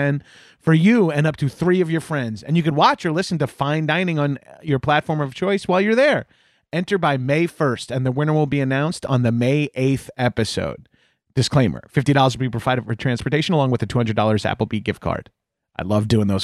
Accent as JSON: {"language": "English", "area": "Long Island", "region": "New York", "country": "United States", "said": "I'm from Long Island."}